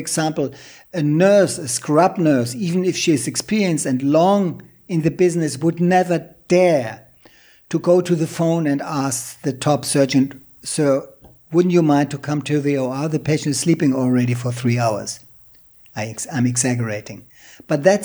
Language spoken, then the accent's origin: English; Germany; moved away; also born or lived in Thailand; my home country, Germany